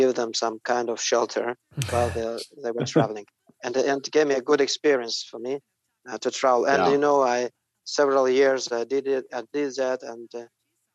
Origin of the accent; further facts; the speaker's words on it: Dagestanskiye Ogni, Dagestan, Russia; English is a second language; I was born in, actually, close to Derbent in the city Dagestanskiy Ogni. It's like a twin. It's like a satellite city for Derbent, and I was born here and worked and lived all my life here.